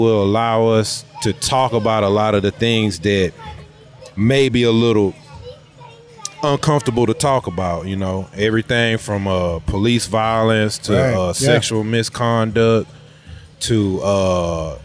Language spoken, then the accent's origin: English; New Haven, Connecticut, United States; now in Houston, United States; I'm originally from the East Coast, New Haven